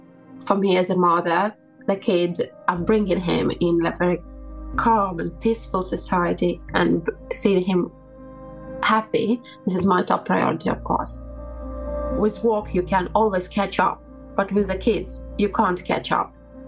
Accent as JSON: {"language": "English", "region": "Kyiv", "country": "Ukraine", "moved": "as an adult", "lives_now": "Catalonia, Spain", "said": "Originally, I'm from Kyiv, which is the capital of Ukraine."}